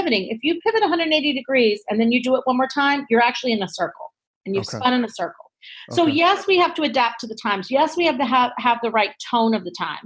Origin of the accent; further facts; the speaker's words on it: North Carolina, United States; moved away as an adult; also born or lived in New York City, United States; I'm originally from North Carolina